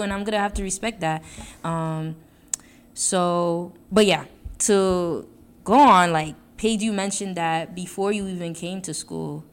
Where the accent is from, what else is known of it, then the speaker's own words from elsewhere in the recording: New York City, New York, United States; moved away as an adult; coming from Brooklyn